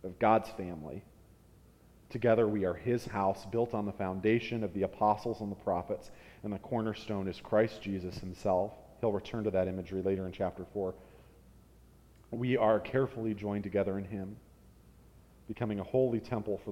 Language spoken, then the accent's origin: English; United States; as 21st century Americans, we read that and we equate our citizenship as Americans with our rights